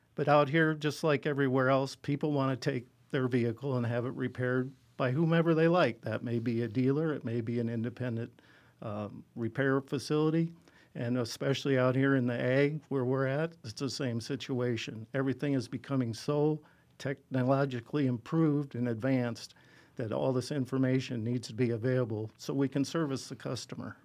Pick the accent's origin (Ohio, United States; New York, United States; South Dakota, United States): South Dakota, United States; Gregory; I was born and raised in the Gregory area